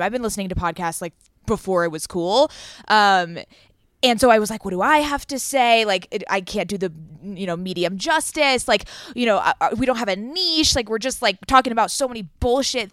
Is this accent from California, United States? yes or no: yes; Southern California, United States; we are from Southern California. We live in L A and San Diego